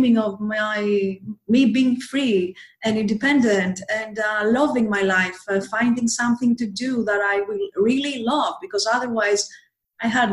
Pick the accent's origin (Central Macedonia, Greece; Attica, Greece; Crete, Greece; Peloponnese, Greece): Attica, Greece; Athens; also born or lived in Thessaloniki, Greece; I came back to Athens because I am from Athens, Greece, the capital of Greece